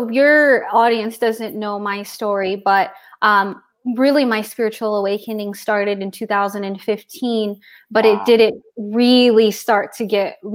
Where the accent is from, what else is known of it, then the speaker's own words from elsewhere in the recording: San Diego, California, United States; moved away as an adult; also born or lived in Temecula; now in Montana, United States; I am from San Diego